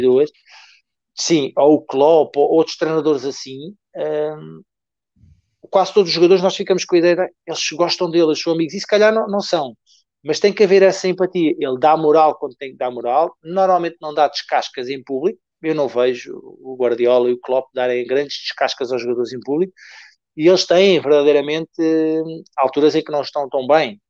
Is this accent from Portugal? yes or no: yes; Portugal; eu sou português